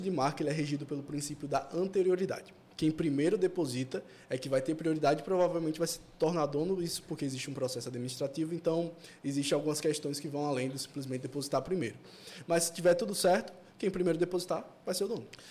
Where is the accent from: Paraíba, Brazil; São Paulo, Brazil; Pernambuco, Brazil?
Paraíba, Brazil; João Pessoa; sou daqui de João Pessoa mesmo.